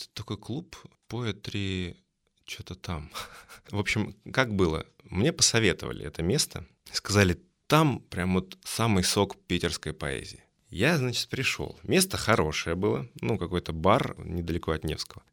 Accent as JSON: {"language": "Russian", "town": "Kursk", "region": "Kursk Oblast", "country": "Russia", "tie": "born or raised there", "also_born_or_lived": "Moscow", "moved": "as an adult", "said": "Я переехал из города Курска, откуда я родом, в Москву"}